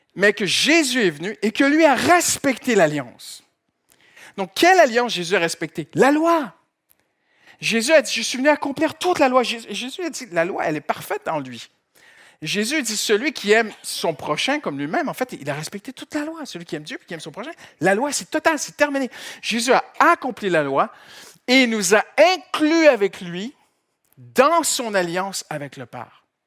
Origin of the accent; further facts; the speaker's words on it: Canada; moved away as an adult; now in France; je viens du Canada